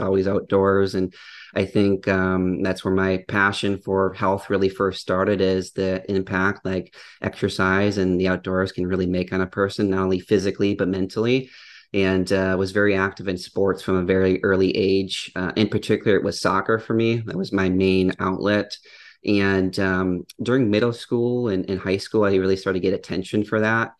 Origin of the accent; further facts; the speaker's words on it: Upper Peninsula of Michigan, United States; I grew up in the Upper Peninsula of Michigan, which, if the audience isn't familiar, it's a very a rural area